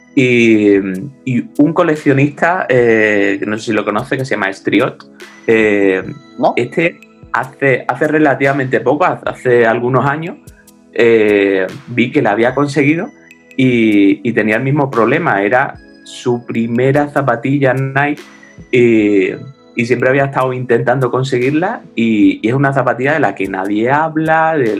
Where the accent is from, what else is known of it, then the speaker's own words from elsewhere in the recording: San Fernando, Andalusia, Spain; yo soy de San Fernando, de Cádiz, y en 1987 tenía 11, 12 años.